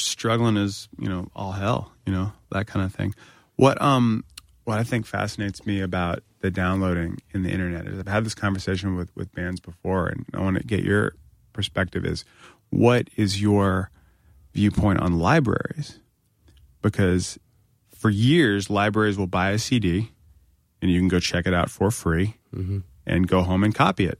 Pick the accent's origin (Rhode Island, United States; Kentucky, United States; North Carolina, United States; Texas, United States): North Carolina, United States; I'm from North Carolina, just like to point that out.